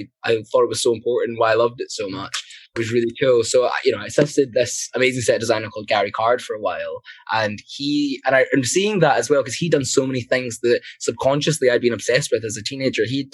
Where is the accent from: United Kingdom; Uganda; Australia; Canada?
United Kingdom; Glasgow, Scotland; when I was growing up in Glasgow